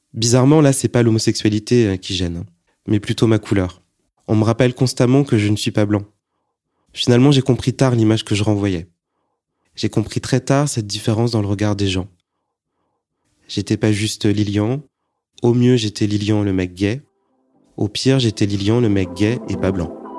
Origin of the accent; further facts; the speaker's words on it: Annecy, Auvergne-Rhône-Alpes, France; also born or lived in Lyon; j'ai été élevé comme un Français, mais sans la double culture. En plus, euh, moi, je viens d'Annecy, hein, puis Lyon